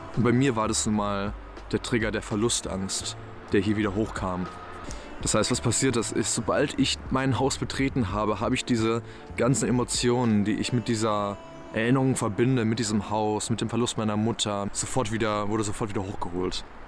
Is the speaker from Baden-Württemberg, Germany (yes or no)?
yes; Black Forest, Baden-Württemberg, Germany; now in Berlin, Germany; wo ich auch hier in meinem ja, Heimatdorf bin im Schwarzwald